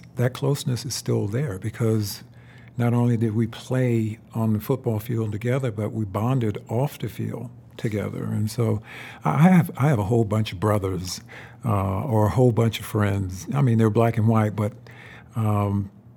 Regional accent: Florence, South Carolina, United States; I came from McLeod Hospital where most of them were born

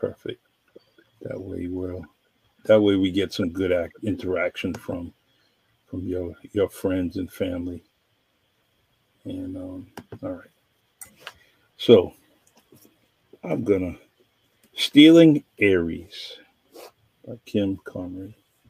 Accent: Northeast, United States; accent: Northeastern; My Northeastern accent

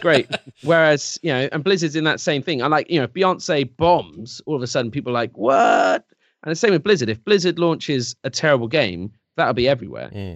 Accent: England, United Kingdom; I'm English

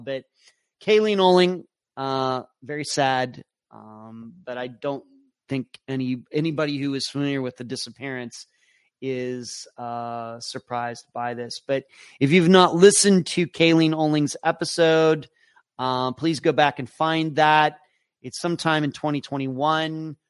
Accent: Pittsburgh, Pennsylvania, United States; moved away; I'm originally from the Pittsburgh area

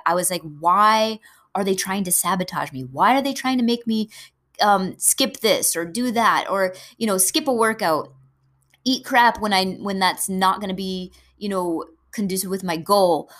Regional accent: New England, United States; I'm from New England, we eat a lot of crabs up here

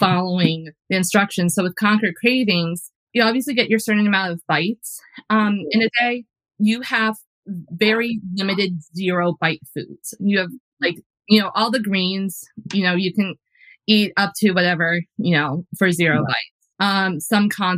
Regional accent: New Jersey, United States; I grew up in New Jersey. So like I grew up, you know, half an hour outside of New York City

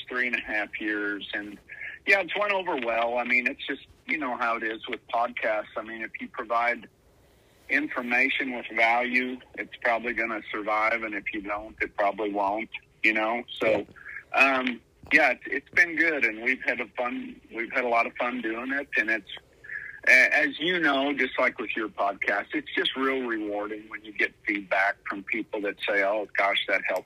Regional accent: Northwest North Dakota, United States; growing up in Northwest North Dakota, we just loved to play cowboy and compete and ride bucking horses and rope

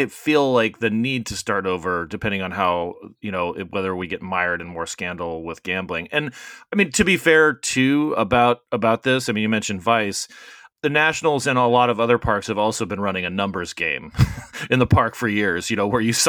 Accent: Arizona, United States; I grew up, because I grew up in Arizona, and that evolved a lot of trips to Vegas.

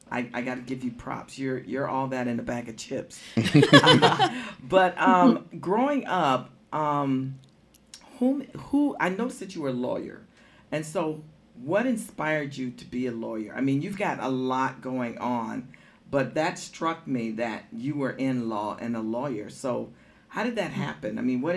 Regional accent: Columbus, Georgia, United States; I'm from Georgia, too.

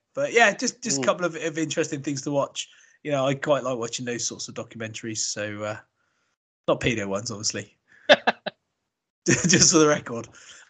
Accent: Australia; As a cricketer, even as an Australian, the guy is absolutely phenomenal.

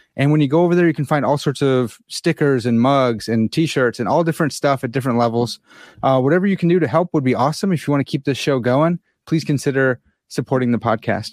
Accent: United States; I'm an American swine, and uh, you know, I don't speak French

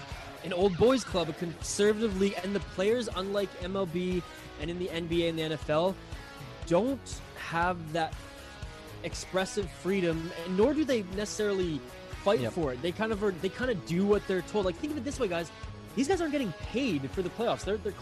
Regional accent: Vancouver Island, British Columbia, Canada; I'm from Vancouver Island. I'm from the West Coast.

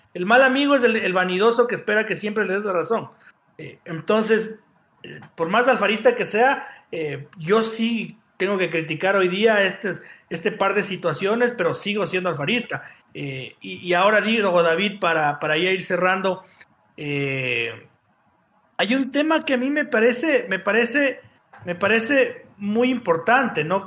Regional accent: Ecuador; yo me siento un ecuatoriano de la puta madre porque pago mis impuestos

